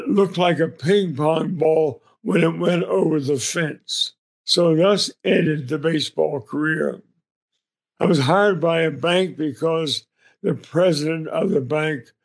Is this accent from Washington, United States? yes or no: no; Arlington, Virginia, United States; I was born in Arlington, Virginia. My grandfather, who was a lawyer, built a home on 5 acres in Arlington in 1906. So I grew up in a 5-acre family compound